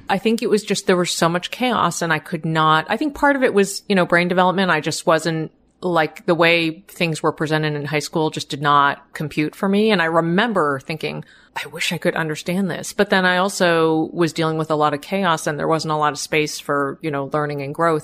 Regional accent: Boston, Massachusetts, United States; I grew up in the Boston area, family of immigrants

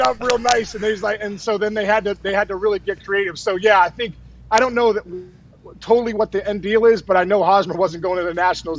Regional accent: Pittsburgh, Pennsylvania, United States; I'm from Pittsburgh

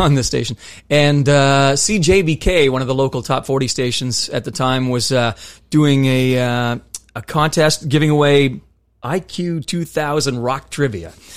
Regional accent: Nova Scotia, Canada; moved away; also born or lived in Ontario; I was from Nova Scotia. I lived in Ontario for a bit

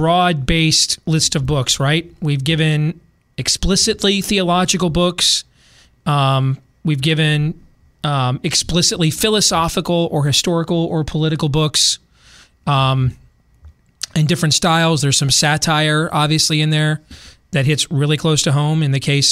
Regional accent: Des Moines, Iowa, United States; I grew up on the South Side

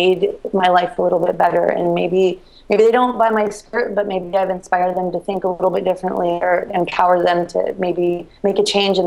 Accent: Reno, Nevada, United States; moved away as an adult; now in Baltimore, United States; I grew up in Reno

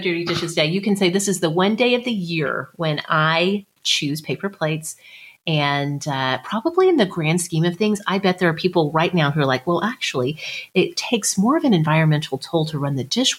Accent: Tornado Alley, United States; growing up in Tornado Alley

